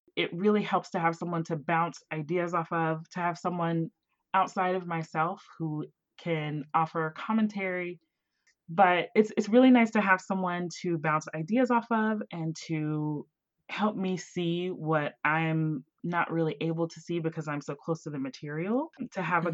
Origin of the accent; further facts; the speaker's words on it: Southern West Virginia, United States; moved away; I was born and raised in a little town in, in West Virginia, Southern West Virginia, right next to Ohio.